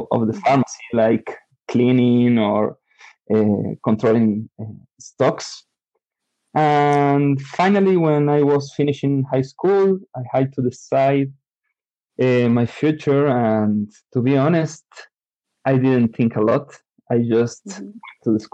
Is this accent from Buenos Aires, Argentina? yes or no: no; San Luis, Argentina; I am from San Luis. It's a province in the center of Argentina